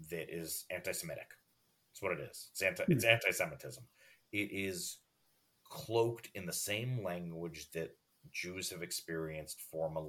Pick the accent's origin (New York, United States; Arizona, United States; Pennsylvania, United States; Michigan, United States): New York, United States; Port Washington; because I grew up in Port Washington with so many Jewish friends.